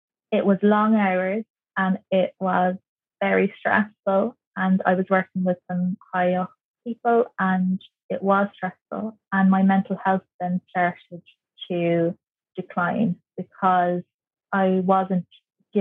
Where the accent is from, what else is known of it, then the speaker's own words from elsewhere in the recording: Kerry, Munster, Ireland; moved away as an adult; also born or lived in Dublin; I'm from Kerry, so I needed to get myself some work